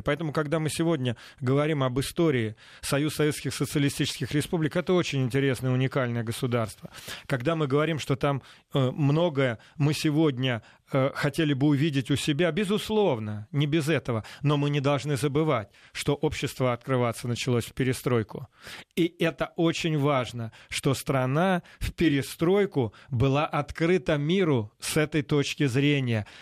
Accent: Balashov, Saratov Oblast, Russia; moved away; also born or lived in Moscow; я воспитывался в Балашове, Саратовской области

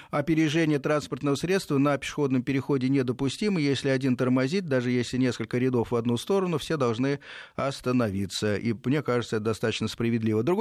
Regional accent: Podolsk, Moscow Oblast, Russia; я из Подмосковья, город Подольск.

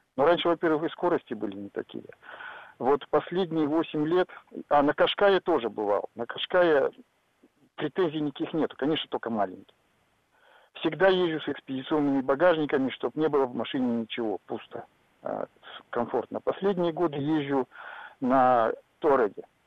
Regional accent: Arkhangelsk Oblast, Russia; now in Tyumen, Russia; я езжу из Тюмени, я родился в Архангельской области, и мы с семьей ездим туда

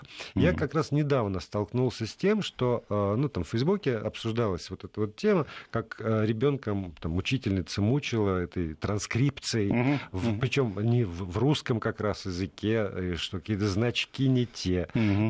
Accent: Saint Petersburg, Russia; moved away as an adult; now in Moscow, Russia; я уехал из, из Петербурга 14 лет назад

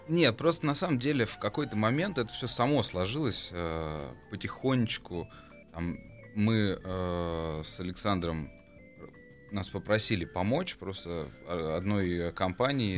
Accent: Moscow, Russia; also born or lived in Izhevsk, Russia / United States; Я вообще родился в Ижевске, угу. потом переехал в Москву, вырос в Москве

